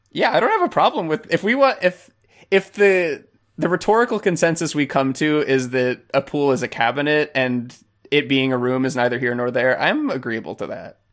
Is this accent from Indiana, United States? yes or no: no; Florida, United States; I'm from Florida